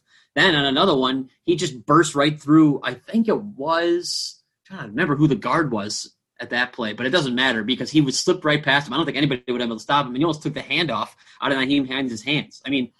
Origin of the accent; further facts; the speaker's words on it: Chicago, Illinois, United States; When I grew up in Chicago, and I used to go to training camp every year